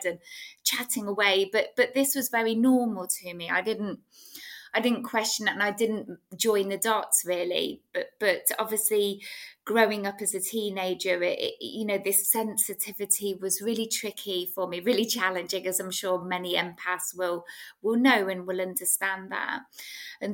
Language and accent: English; England, United Kingdom; I was brought up in England in the UK.